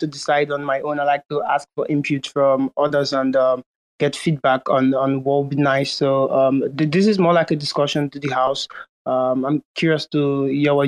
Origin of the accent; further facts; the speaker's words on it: Nigeria; I'm from Nigeria, Bielsa, and we anchor a blockchain hub in our city